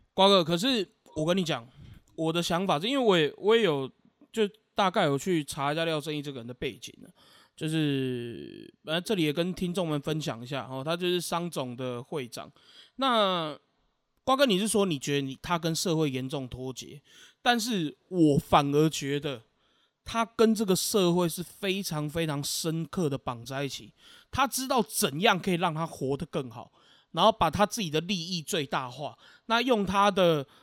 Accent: Taiwan; 我们台湾人就不用烦恼这一些了

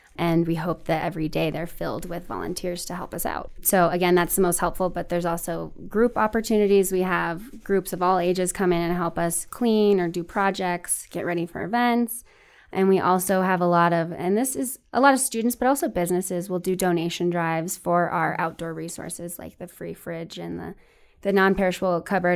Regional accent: Denver, Colorado, United States; now in Fort Collins, United States; I grew up in the Greater Denver area

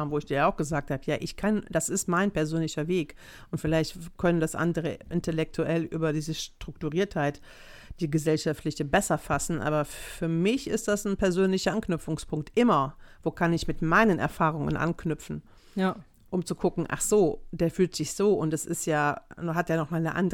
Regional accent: Greece; ich bin Grieche, ne?

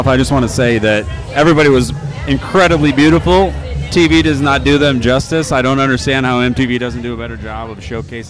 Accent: Michigan, United States; We're both from Michigan

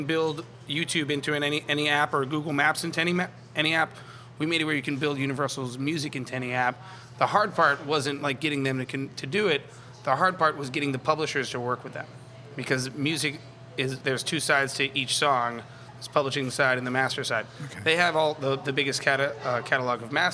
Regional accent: Metairie, Louisiana, United States; I'm from Metairie. I went to Rummel.

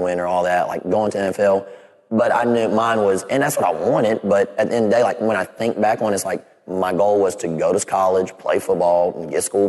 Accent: Clemson, South Carolina, United States; growing up in Clemson, you don't know anything but Clemson.

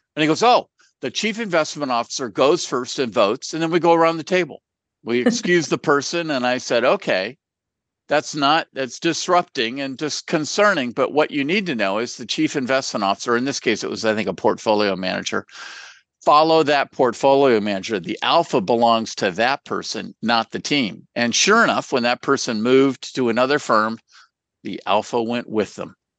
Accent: California, United States; I'm from California

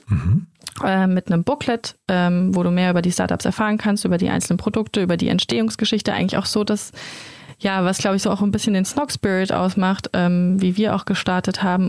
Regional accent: Germany; also born or lived in Mannheim; wir kommen alle aus der Region, keiner von uns kommt aus Mannheim

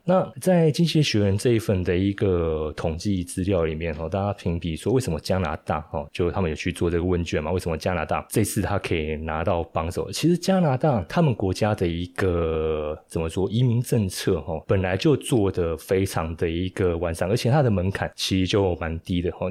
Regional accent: Taiwan; 身为台湾人，我们也蛮与有荣焉的哦，生活在这块土地上，我觉得，诶，真的不错。因为这样自己住起来这么多年，三十几年了

